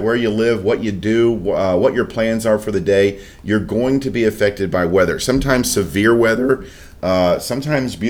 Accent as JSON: {"language": "English", "region": "Florida", "country": "United States", "tie": "born or raised there", "moved": "yes", "said": "I'm born and raised in Florida, spent 42 years there"}